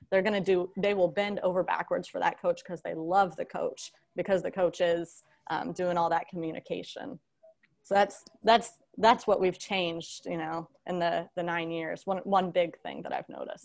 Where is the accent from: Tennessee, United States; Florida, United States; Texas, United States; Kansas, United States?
Florida, United States; Seffner; also born or lived in Ohio; I grew up in Sefner, Florida, Tampa Bay area